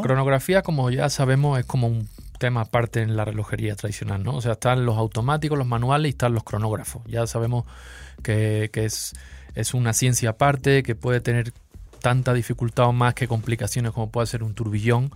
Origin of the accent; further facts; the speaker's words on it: Seville, Andalusia, Spain; accent: sevillano; moved away as an adult; now in Mexico City, Mexico; Yo soy de Sevilla, sí. Aquí llevo ya unos años, ya casi una década, medio chilango